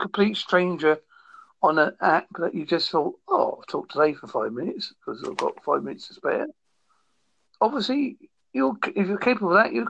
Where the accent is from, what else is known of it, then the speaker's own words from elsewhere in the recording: United Kingdom; I'm British and white